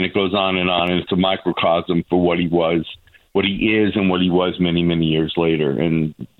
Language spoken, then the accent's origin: English; New York, United States; now in North Carolina, United States; I'm originally from New York, and I remember the good old days. I was a half a mile from where that rape scene happened in Central Park.